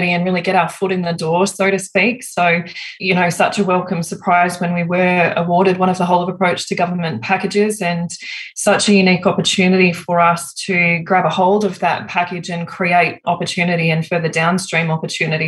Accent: Griffith, New South Wales, Australia; I grew up in Wiradjuri country out in Griffith, New South Wales

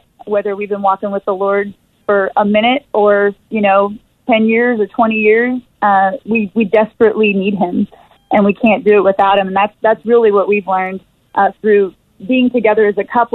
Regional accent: Texas, United States; moved away as an adult; also born or lived in Los Angeles; I'm originally from Texas

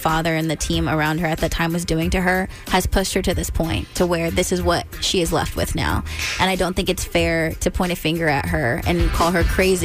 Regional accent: California, United States; moved away as an adult; now in Maryland, United States; I'm from California

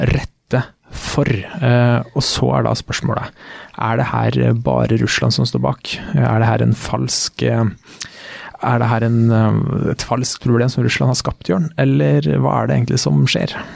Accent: Norway; jeg vokste opp i Skjetve

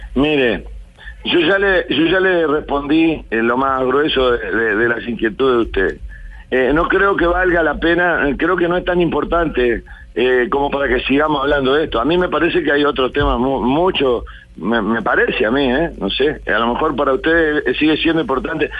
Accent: Florida, Uruguay; de mi pueblo, de Florida

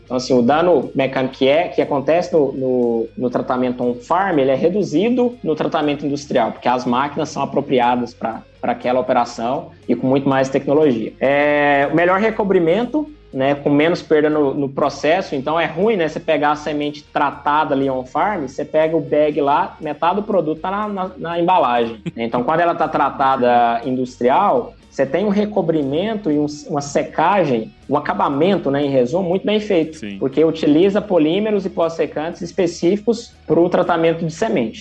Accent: interior of Goiás, Brazil; also born or lived in Ceres, Goiás; mas sou goiano. tá? Nasci no interior de Goiás. É uma cidade bem pequenininha, próximo de Goiânia ali. E desde criança tive bastante contato com o agro

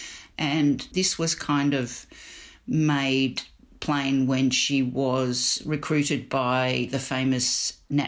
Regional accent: Melbourne, Victoria, Australia; we grew up in Melbourne.

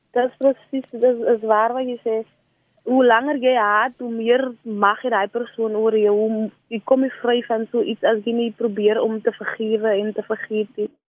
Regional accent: South Africa; ek is van die Dorings

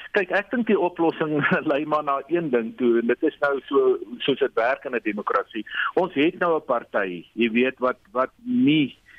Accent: South Africa

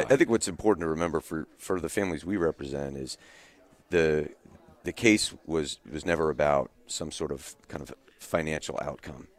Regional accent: Windsor, Connecticut, United States; I grew up in Windsor with uh, with his kids

